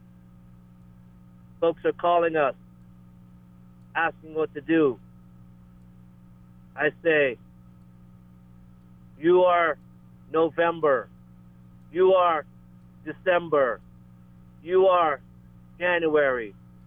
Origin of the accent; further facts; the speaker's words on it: Georgetown, Guyana; now in Lahaina, United States; Georgetown, Guyana, where I was born in 1972.